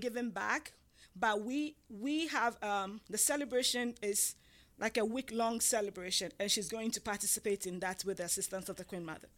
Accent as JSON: {"language": "English", "country": "Ghana", "moved": "yes", "said": "I'm from Ghana, West Africa, and I'm I'm from the tribe called the Ga"}